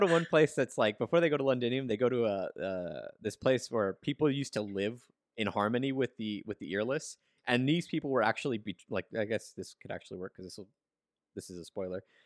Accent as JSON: {"language": "English", "country": "United States", "said": "as an American fan, a, like, as an English-speaking fan"}